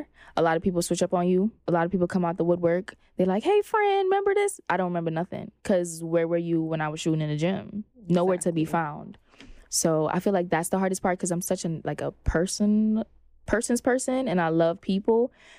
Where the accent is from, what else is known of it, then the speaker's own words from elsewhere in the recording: Brooklyn, New York, United States; Honestly, I have tough skin. I'm from Brooklyn, Flatbush specifically.